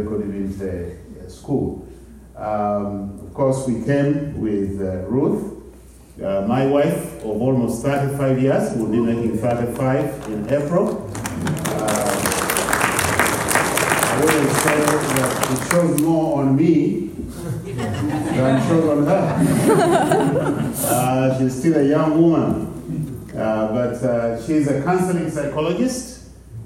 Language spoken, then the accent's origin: English; Uganda; in Uganda, when we greet each other